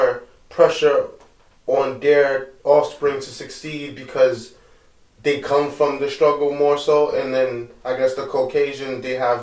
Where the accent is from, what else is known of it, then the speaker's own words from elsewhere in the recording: New York City, New York, United States; us growing up in America, we're from New York and Brooklyn.